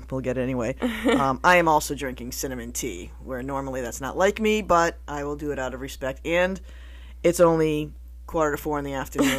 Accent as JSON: {"language": "English", "town": "Plainville", "region": "Connecticut", "country": "United States", "tie": "born or raised there", "moved": "as an adult", "lives_now": "Pepperell, United States", "said": "I'm 56 years old. Can't believe I'm that old, but I grew up in Plainville, Connecticut, which I now live in Pepperell, Massachusetts for the past 28 years"}